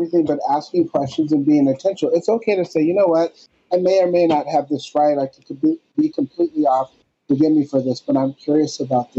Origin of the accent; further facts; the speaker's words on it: North Dakota, United States; whenever I tell someone that I grew up in North Dakota